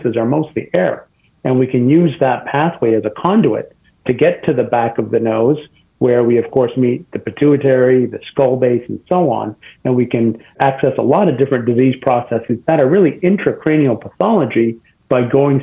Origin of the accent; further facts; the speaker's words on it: Canada; moved away as an adult; also born or lived in Boston / St. Louis; now in Cleveland, United States; I'm actually Canadian, so I did my med school and residency in Canada